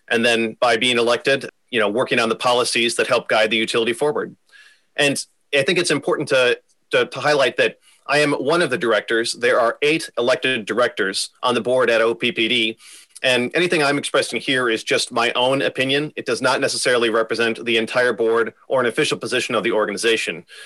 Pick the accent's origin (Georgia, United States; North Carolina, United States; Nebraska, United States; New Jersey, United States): Nebraska, United States; Omaha; also born or lived in Houston, Texas; I am from Omaha originally. I went to Westside High School